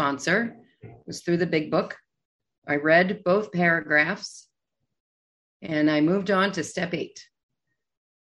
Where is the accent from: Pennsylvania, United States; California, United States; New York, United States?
New York, United States; New York City; I'm a New Yorker. I'm in New York City